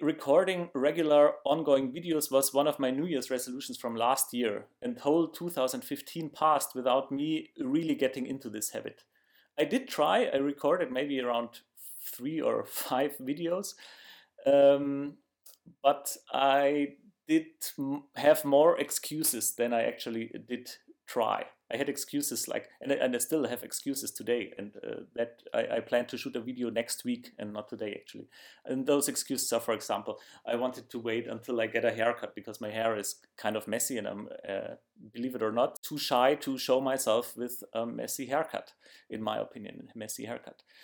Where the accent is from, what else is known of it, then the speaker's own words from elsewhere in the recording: Germany; accent: German; English is a second language; my German accent